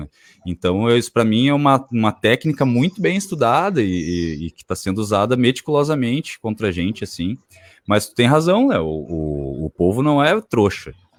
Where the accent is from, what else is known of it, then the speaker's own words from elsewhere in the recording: Brazil; porque eu moro aqui, eu sou brasileiro